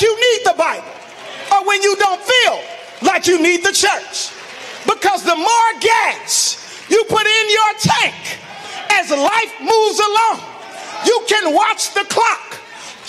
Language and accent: English; Chicago, Illinois, United States; I grew up in Morgan Park